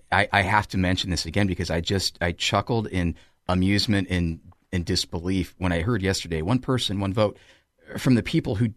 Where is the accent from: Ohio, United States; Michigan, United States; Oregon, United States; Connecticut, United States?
Ohio, United States; Ashland; I grew up in Ashland